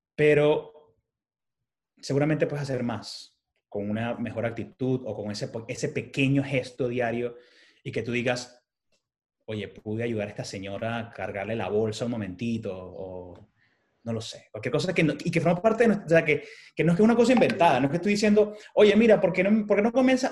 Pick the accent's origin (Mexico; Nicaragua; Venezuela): Venezuela; moved away; como emigrante venezolano que vive en esta ciudad